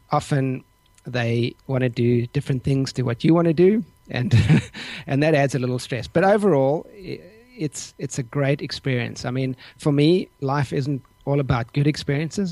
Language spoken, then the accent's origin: English; South Africa; moved away as an adult; also born or lived in Denver, Colorado, United States; now in Port Stephens, Australia; I grew up in South Africa. So I was there until I was in my early 20s